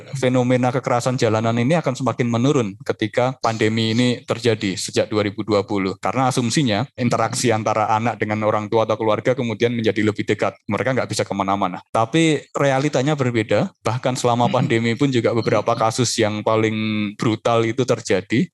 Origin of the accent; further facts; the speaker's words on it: Yogyakarta, Special Region of Yogyakarta, Indonesia; lahir di Jogja, terus sekolah dari awal sampai kuliah juga di Jogja terus.